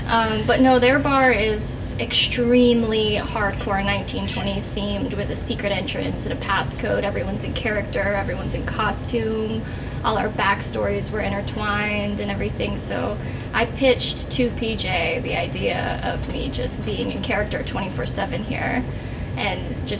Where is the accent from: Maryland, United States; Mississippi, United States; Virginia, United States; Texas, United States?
Virginia, United States; My folks own a speakeasy in my home state